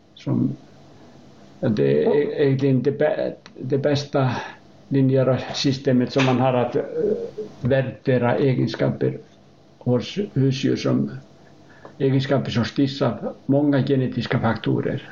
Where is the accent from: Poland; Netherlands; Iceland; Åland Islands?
Iceland; Hafnarfjörður, Capital Region; Swedish is a second language; moved away as an adult; also born or lived in Uppsala, Sweden; now in Knubbo, Sweden; är född på Island 1948 och jag växte upp i Hafnarfjörður